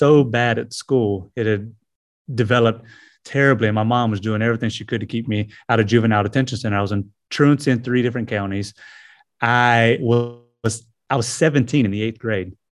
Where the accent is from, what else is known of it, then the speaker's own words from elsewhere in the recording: Greenville, South Carolina, United States; also born or lived in Anderson, South Carolina; was, uh, born here in Anderson and, uh, was raised in, uh, Greenville, just a neighboring, uh, city. So, yeah, this is where I was born and raised